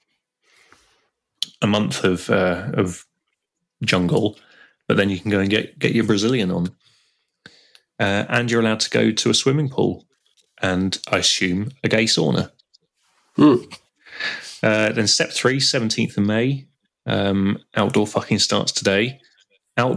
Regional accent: United Kingdom; We've decided we're British

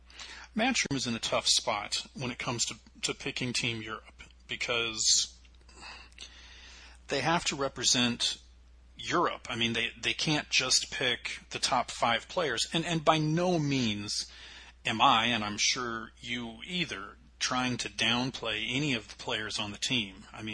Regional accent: United States; we're both American.

